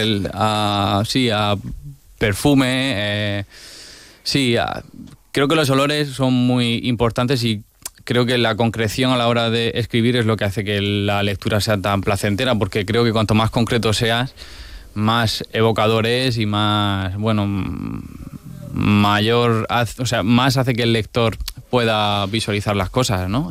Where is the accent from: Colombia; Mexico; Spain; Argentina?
Spain; Region of Murcia; cómo somos los murcianos